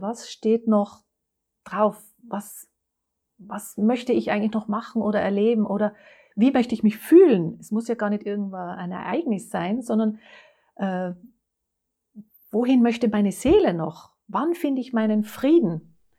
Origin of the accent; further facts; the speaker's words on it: Innsbruck, Tyrol, Austria; moved away; Das äh, kommt nämlich aus Tirol, aus Innsbruck. Ich bin eine Tirolerin